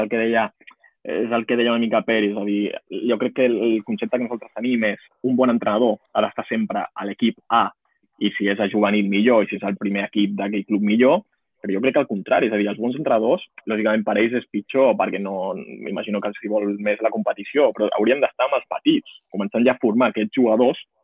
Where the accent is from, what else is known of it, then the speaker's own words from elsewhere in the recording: Montcada i Reixac, Catalonia, Spain; soc de Moncada